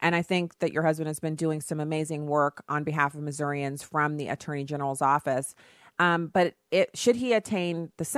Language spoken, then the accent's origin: English; Germany; I grew up in Germany.